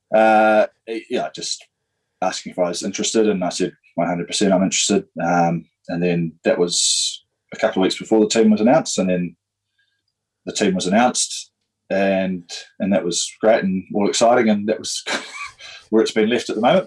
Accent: Darfield, Canterbury, New Zealand; also born or lived in Christchurch; I grew up in Darfield, so I said, 30 odd minutes outside of Christchurch yeah. uh, on a farm

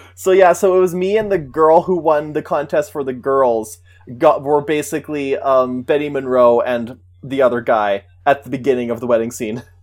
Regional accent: Saskatchewan, Canada; we're from Saskatchewan

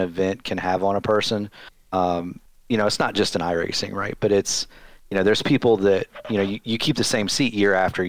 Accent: Newburgh, Indiana, United States; I grew up not in Indianapolis, not really anywhere in Indiana special, about in a little town about 10 miles to the east of Evansville called Newburgh

